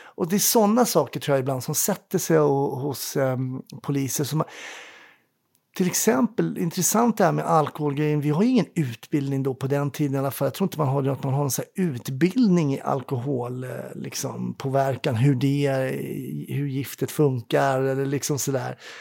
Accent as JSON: {"language": "Swedish", "town": "Stockholm", "region": "Stockholm County", "country": "Sweden", "tie": "born or raised there", "said": "när jag var ung i Kärrtorp"}